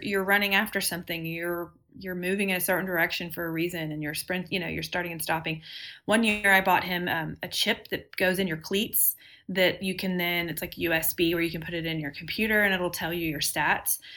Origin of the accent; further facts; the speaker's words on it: Texas, United States; I'm from Texas and have always lived here